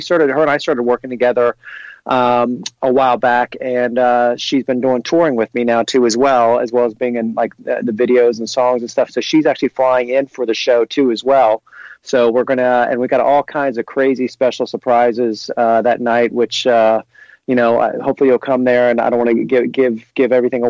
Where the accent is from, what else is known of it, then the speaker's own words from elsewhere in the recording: Cincinnati, Ohio, United States; I grew up in Cincinnati, played baseball a little bit as a kid.